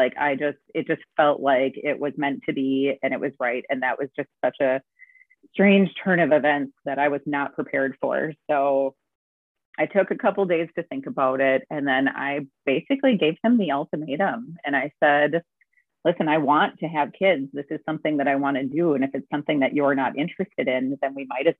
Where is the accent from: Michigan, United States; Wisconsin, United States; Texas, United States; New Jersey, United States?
Wisconsin, United States; Suamico; I am from Suamico, Wisconsin, which is on the outskirts of Green Bay